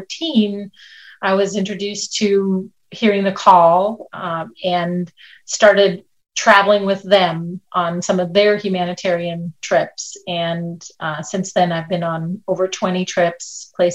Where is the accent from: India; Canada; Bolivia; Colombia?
India; moved away as an adult; also born or lived in Minnesota, United States; now in Lancaster, United States; when I was 5 years old, I went to live in India with my grandparents